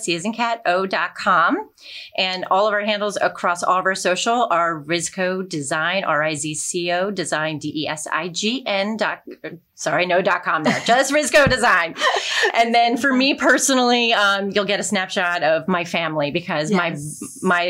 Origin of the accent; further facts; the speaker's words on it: Rahway, New Jersey, United States; I grew up in Rahway.